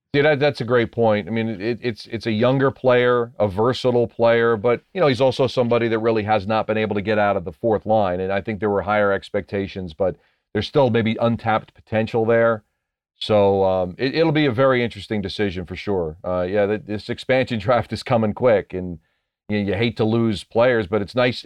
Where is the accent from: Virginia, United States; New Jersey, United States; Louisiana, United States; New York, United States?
New Jersey, United States; I grew up in New Jersey. I still live in New Jersey